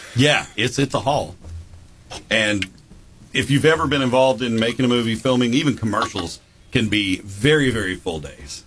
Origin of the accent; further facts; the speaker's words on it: Jackson, United States; growing up in Jackson